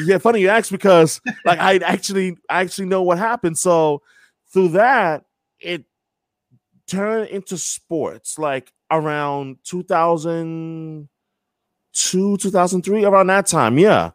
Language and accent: English; New York, United States; also born or lived in Brighton, Boston; now in Boston, United States; born and raised in New York